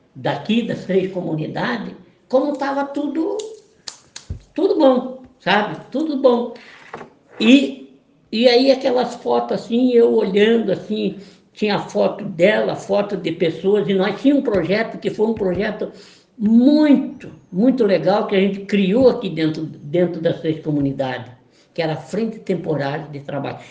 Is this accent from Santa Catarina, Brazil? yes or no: yes; Caçador, Santa Catarina, Brazil; moved away as an adult; now in Florianópolis, Brazil; eu sou de Santa Catarina mesmo. Eu sou do município, de, eu sou de Caçador.